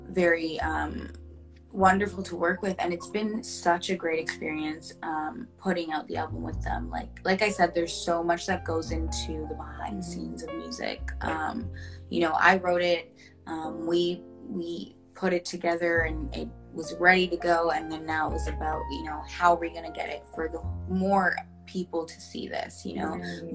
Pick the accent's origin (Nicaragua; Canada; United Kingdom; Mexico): Canada; Pickering, Ontario; now in Toronto, Canada; I'm originally from Pickering, which is a smaller town outside of Toronto